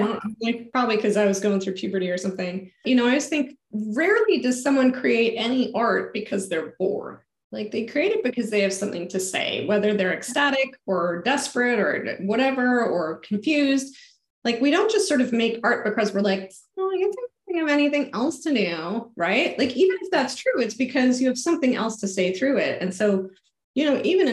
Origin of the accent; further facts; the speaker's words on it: Hanover, Lower Saxony, Germany; moved away; I was born and raised in Germany.